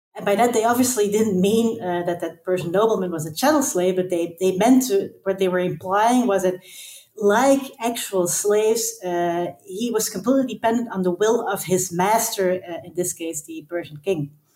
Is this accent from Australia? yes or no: no; Belgium; moved away as an adult; now in Amsterdam, Netherlands; I am from Belgium originally, but I live in Amsterdam and I have lived here for the past 10 years.